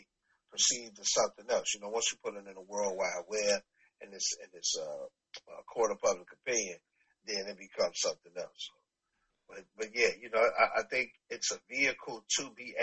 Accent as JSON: {"language": "English", "town": "Chicago", "region": "Illinois", "country": "United States", "said": "I'm from Preston Park. I'm from right before you get to the Hunters. So, from 91st to 95th Street, Preston Park, that's me"}